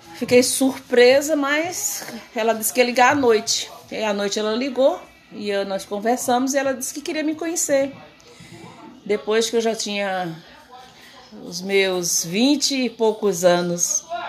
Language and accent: Portuguese; Paraíba, Brazil; moved away as an adult; now in Rio de Janeiro, Brazil; eu sou paraibana, né? Nasci, me criei no Nordeste e vim para o Rio de Janeiro com 23 anos